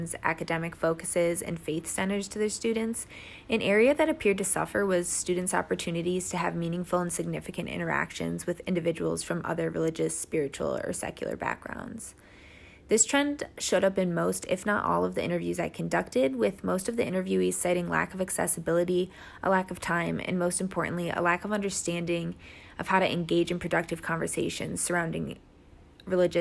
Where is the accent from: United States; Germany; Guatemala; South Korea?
United States; Rochester Hills, Michigan; I am originally from Rochester Hills, Michigan.